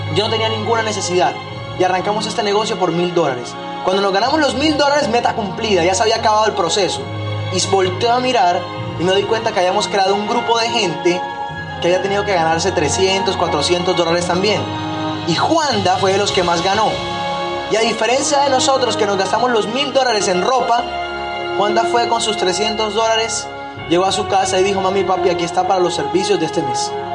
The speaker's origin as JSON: {"language": "Spanish", "town": "Barranquilla", "region": "Atlántico", "country": "Colombia", "tie": "born or raised there", "also_born_or_lived": "Medellín", "moved": "as an adult", "said": "mi ciudad de origen"}